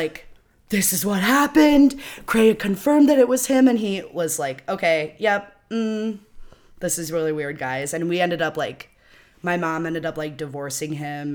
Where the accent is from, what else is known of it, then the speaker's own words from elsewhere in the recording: Rockford, Illinois, United States; I'm from Rockford